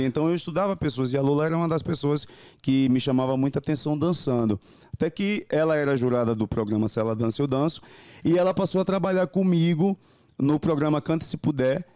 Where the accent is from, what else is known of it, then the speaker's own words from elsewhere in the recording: Northeast Region, Brazil; moved away as an adult; also born or lived in Japan; now in São Paulo, Brazil; Eu sou nordestino da cabeça grande